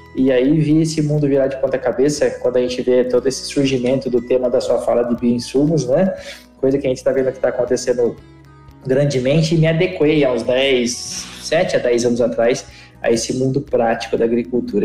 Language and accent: Portuguese; Piracicaba, São Paulo, Brazil; eu sou perescabana, nasci em Piracicaba